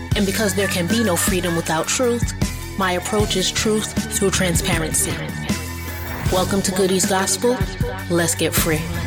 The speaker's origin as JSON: {"language": "English", "town": "New York City", "region": "New York", "country": "United States", "tie": "born or raised there", "said": "I'm a New Yorker, born and bred"}